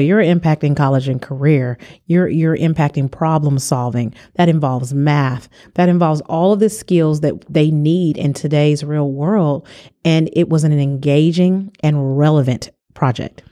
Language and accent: English; California, United States; I'm from California